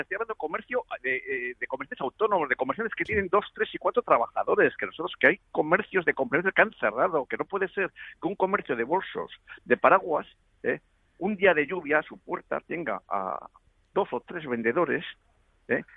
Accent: Spain; yo tengo que mantener una, una, familia aquí en mi país

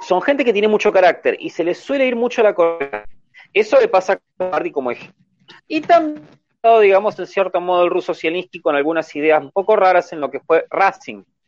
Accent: Argentina; en mi país, por ejemplo, Argentina

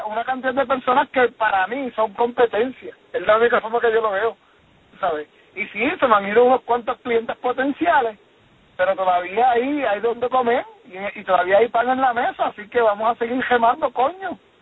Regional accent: Puerto Rico; yo como puertorriqueño

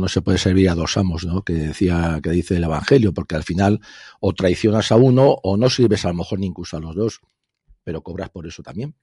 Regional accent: Spain; nosotros, europeos españoles, españoles europeos

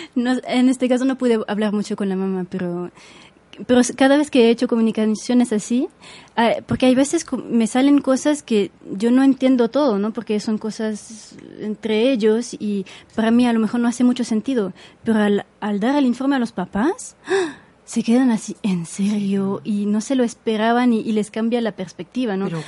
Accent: Switzerland; Spanish is a second language; moved away as an adult; now in Mexico; había estudiado la base del español en, en, Suiza, en el colegio

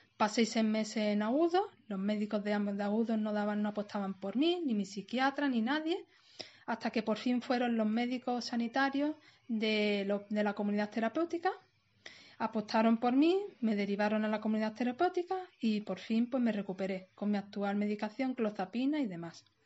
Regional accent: Málaga, Andalusia, Spain; tengo 37 años y soy de Málaga Capital

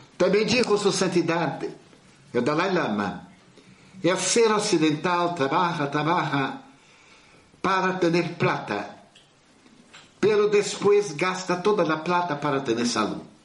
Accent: Bahia, Brazil; como um bom baiano brasileiro

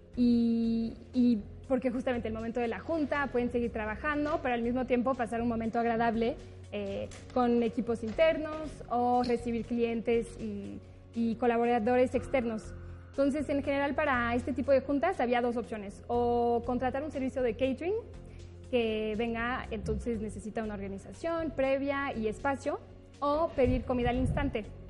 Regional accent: France; moved away as an adult; now in Mexico; yo nací en México, pero crecí en Francia y regresé después de haber estudiado

